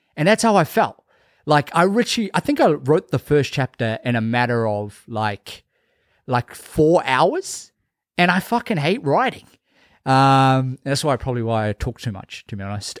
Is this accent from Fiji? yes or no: yes; Fiji; moved away; after going to Fiji, spending some time in my hometown